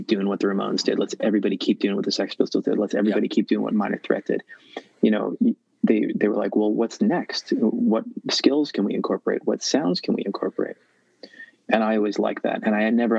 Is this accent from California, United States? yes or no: no; Worcester, Massachusetts, United States; moved away; I'm from Worcester, Massachusetts originally